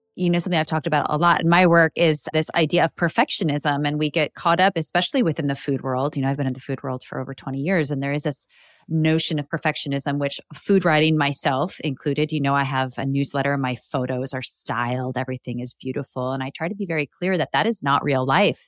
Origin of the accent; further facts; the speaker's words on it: Midwest, United States; I grew up in the Midwest here in the U S